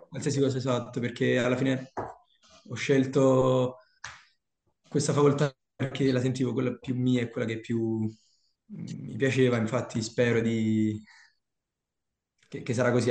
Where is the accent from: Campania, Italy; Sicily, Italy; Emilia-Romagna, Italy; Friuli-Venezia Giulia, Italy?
Campania, Italy; Salerno; moved away as an adult; now in Milan, Italy; Sì, sono di Salerno.